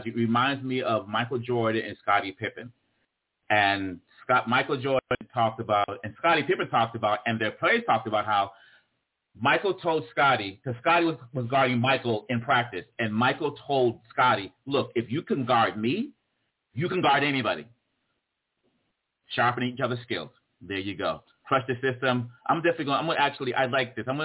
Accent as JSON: {"language": "English", "country": "DR Congo", "tie": "born or raised there", "also_born_or_lived": "Boston, United States", "said": "I was born and raised in the Congo. I wasn't born, you know, I grew up in the Congo and in Boston on the East Coast."}